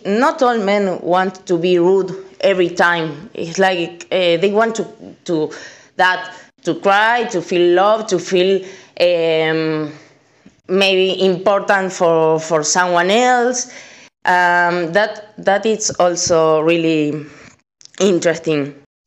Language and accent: English; Argentina; I'm from Argentina